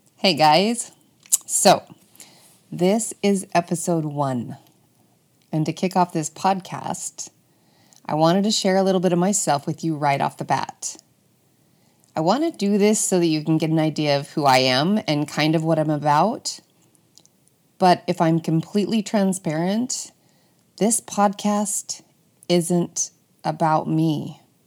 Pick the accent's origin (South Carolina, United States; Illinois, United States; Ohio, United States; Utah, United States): Utah, United States; Bountiful; I was born and raised in Bountiful, Utah